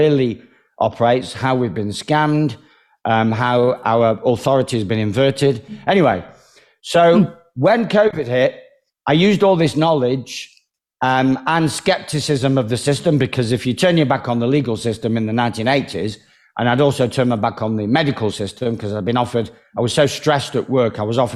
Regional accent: Manchester, North West England, United Kingdom; I was given like the freedom of Manchester, which is my hometown

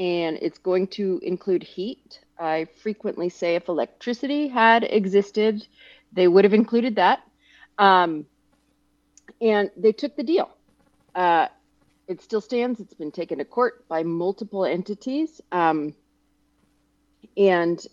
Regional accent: Dayton, Ohio, United States; I grew up in outside of Dayton

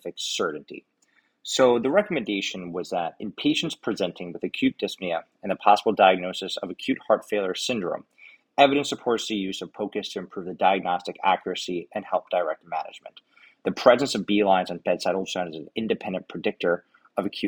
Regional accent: New York City, New York, United States; moved away as an adult; now in Los Angeles, United States; from Queens, New York, originally.

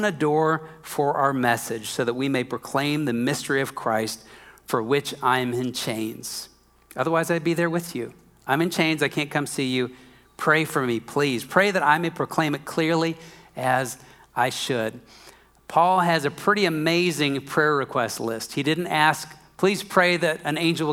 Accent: Minnesota, United States; I'm from Minnesota

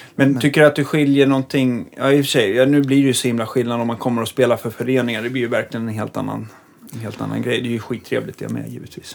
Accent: Stockholm, Stockholm County, Sweden; som stockholmare

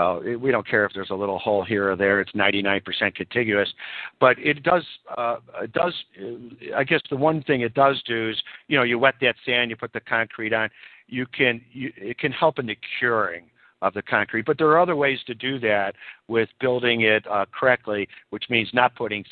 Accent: California, United States; I'm speaking now from my home state, California.

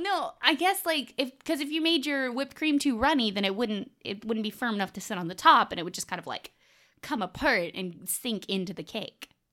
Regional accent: the South, United States; I'm also from the South

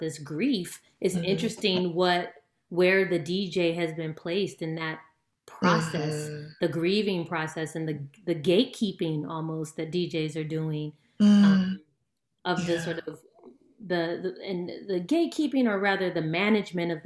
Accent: California, United States; I'm from California

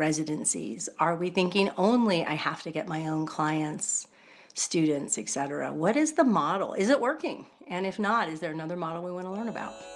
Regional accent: United States; I'm American

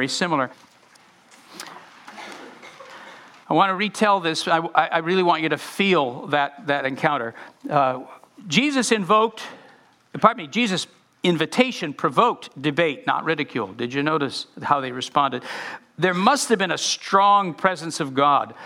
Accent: United States; I had never been in an oppressed culture particularly before as an American.

